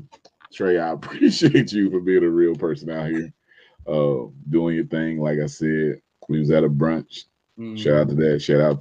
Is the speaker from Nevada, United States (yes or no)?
no; Indianapolis, Indiana, United States; y'all know I'm from Indianapolis